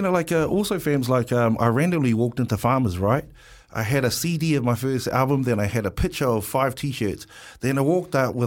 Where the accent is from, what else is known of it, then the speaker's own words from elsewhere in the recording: Wellington, New Zealand; Pōneke, I'm from Wellington, Pōneke. Island Bay, Lyle Bay, Newtown boy.